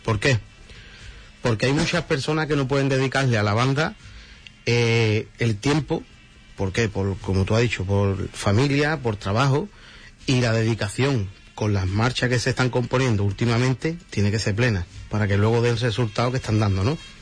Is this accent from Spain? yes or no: yes; Huelva, Andalusia, Spain; somos tres músicos de Huelva